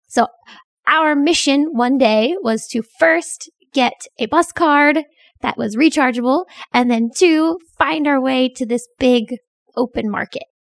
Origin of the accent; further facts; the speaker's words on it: Pennsylvania, United States; moved away as an adult; also born or lived in Korea; now in Bangkok, Thailand; back in Pennsylvania, in my hometown